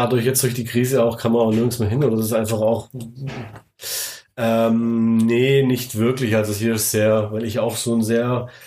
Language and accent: German; Baden-Württemberg, Germany; Wenn du mich als Schwabe frägst